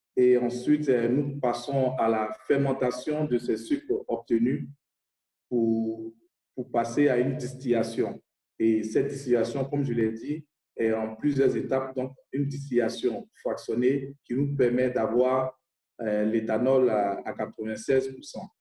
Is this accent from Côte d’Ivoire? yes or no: yes; Côte d’Ivoire; Je viens de la Côte d'Ivoire